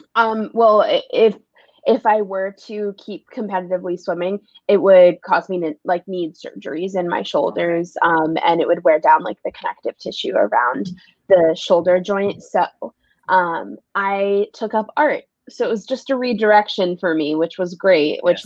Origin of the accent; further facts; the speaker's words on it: New York City, New York, United States; also born or lived in Los Angeles, California; It's my home. Uh, born and raised here